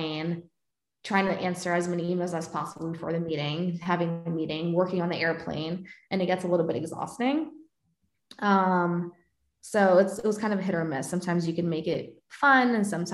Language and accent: English; New York, United States; moved away; I volunteered to do the New York trips because I'm from New York, and so I would take it as an opportunity to like visit my family